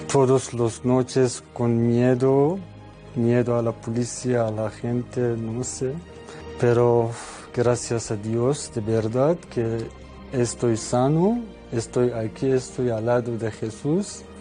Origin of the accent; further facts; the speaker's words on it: Iran; Spanish is a second language; moved away as an adult; now in Spain; soy de Irán.